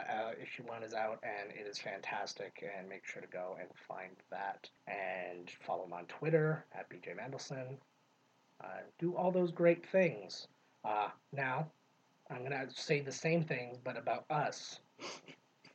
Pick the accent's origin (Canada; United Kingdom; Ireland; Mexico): Canada; we are so Canadian